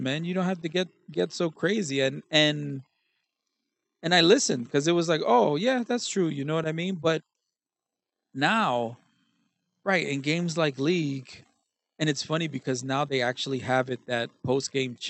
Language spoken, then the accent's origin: English; New York City, New York, United States; I'm from Brooklyn